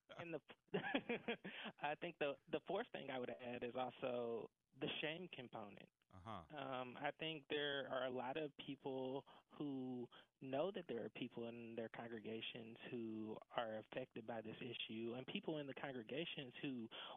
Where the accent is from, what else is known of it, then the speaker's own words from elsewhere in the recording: right outside of Atlanta, Georgia, United States; So I was born and raised right outside of Atlanta, Georgia